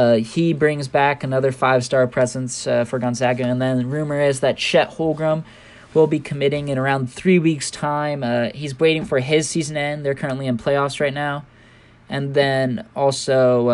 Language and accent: English; Oregon, United States; my hometown up in Oregon